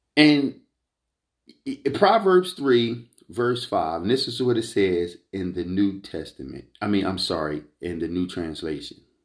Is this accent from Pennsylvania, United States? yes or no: yes; Philadelphia, Pennsylvania, United States; this is from the United Evangelistic Church uh, of Philadelphia. All right, this is my hometown church